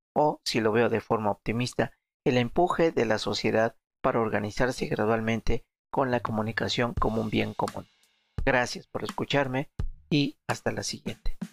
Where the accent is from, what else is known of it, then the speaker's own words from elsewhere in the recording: Mexico; en mi país